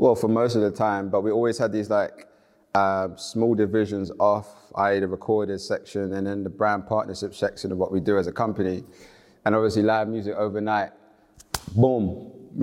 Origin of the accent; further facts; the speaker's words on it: London, United Kingdom; I grew up in Elephant and Castle in the 90s.